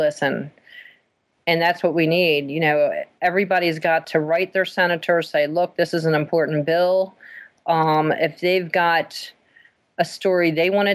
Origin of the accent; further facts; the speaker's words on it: Maryland, United States; moved away as an adult; now in Pennsylvania, United States; we are from Maryland. We lived in Maryland until 4 years ago